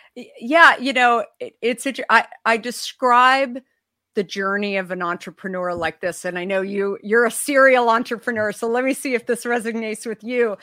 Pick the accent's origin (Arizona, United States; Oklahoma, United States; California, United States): Arizona, United States; I grew up in Arizona